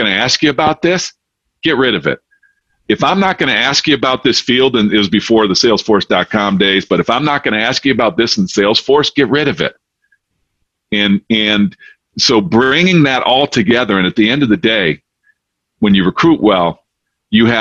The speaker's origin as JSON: {"language": "English", "town": "Detroit", "region": "Michigan", "country": "United States", "moved": "yes", "lives_now": "Charlotte, United States", "said": "I'm originally from Detroit, and I'm now down in Charlotte"}